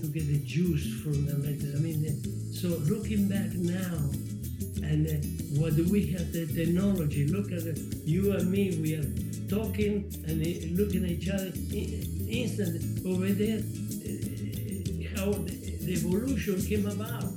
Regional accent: Argentina; English is a second language; moved away as an adult; also born or lived in Scauri, Lazio, Italy; now in United States; in 1948, when my mother and my brother, we went to Argentina

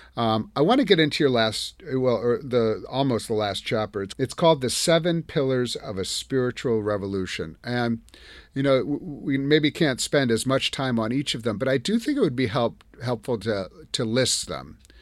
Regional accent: Madison, Wisconsin, United States; I'm from Wisconsin. I grew up in Madison.

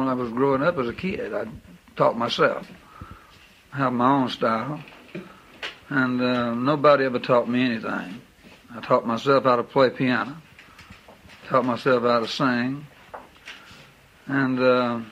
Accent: Ferriday, Louisiana, United States; I was born and raised in Faraday, Louisiana

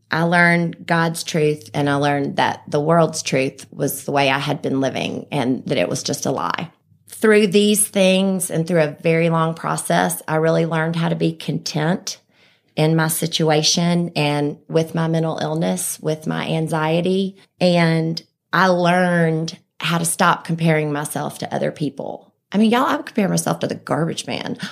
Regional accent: Birmingham, Alabama, United States; also born or lived in Vestavia Hills, Alabama; I was born right here in Birmingham. I've lived in Vestavia my whole life.

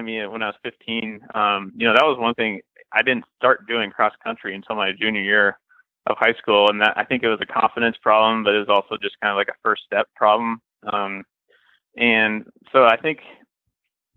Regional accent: Iowa, United States; also born or lived in Kansas City / Nebraska / Missouri; now in St. Louis, United States; I grew up in Iowa, and I've kind of been all around the Midwest. I lived in Kansas City for a while, Nebraska, and now back down in Missouri

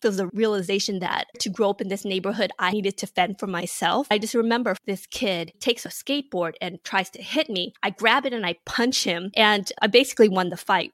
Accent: Inglewood, California, United States; also born or lived in Vietnam / San Francisco / Hawthorne, California; I grew up in Inglewood, California.

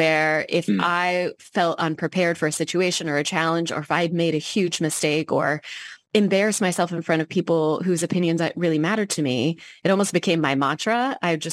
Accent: Seattle, Washington, United States; also born or lived in Tampa, Florida / Anchorage, Alaska; I graduated from University of Washington, Seattle, which is my hometown, in 2002.

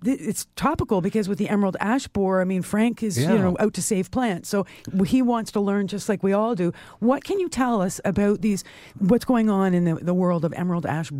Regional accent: Toronto, Ontario, Canada; where I was raised in North Toronto, which is now part of Toronto, we were on a ravine, part of the Don Valley Ravine

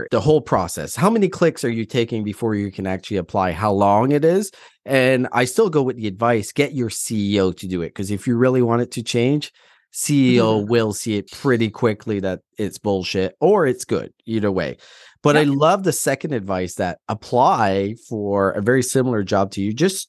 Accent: Atlantic Canada, Canada; now in Alberta, Canada; Well, first of all, I'm from Atlantic Canada and I moved out west during the migration of no jobs

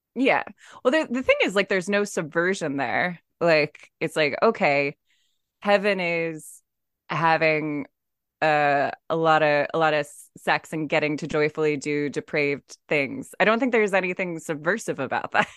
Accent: San Diego, California, United States; I grew up in San Diego

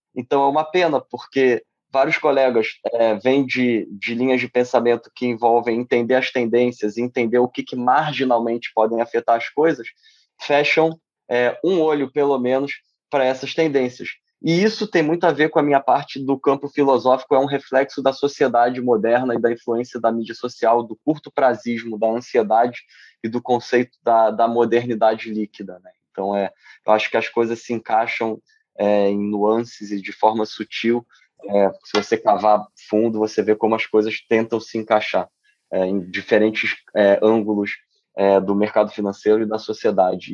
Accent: Brazil; moved away as an adult; also born or lived in Rio de Janeiro / São Paulo; now in United States; Assim como muitos brasileiros, eu é, resolvi vir estudar nos Estados Unidos

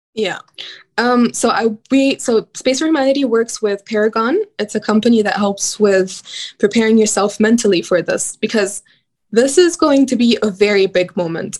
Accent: Cairo, Cairo Governorate, Egypt; I grew up in Cairo, Egypt.

